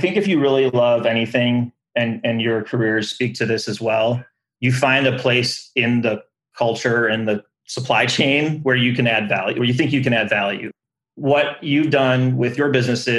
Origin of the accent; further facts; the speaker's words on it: Detroit, Michigan, United States; growing up in the Detroit area